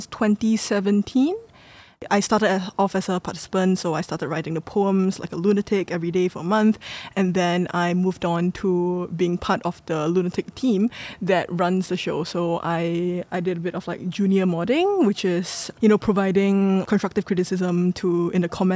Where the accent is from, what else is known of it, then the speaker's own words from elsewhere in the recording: Singapore; I'm local Singaporean